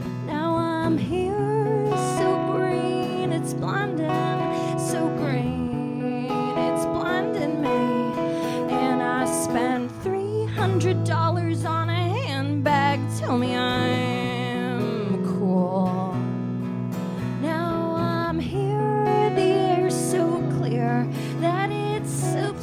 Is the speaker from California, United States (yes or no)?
no; Nashville, Tennessee, United States; now in Brooklyn, United States; I'm not from these parts. I'm from Nashville